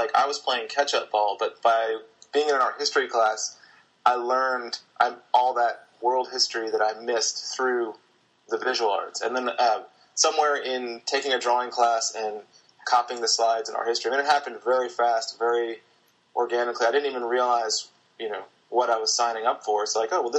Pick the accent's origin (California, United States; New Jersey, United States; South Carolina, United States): South Carolina, United States; Charleston; born or raised there